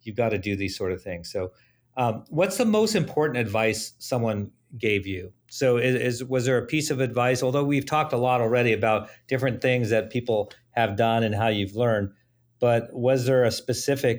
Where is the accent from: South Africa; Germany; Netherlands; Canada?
Germany; Southern Germany; now in United States; I grew up in Germany, southern Germany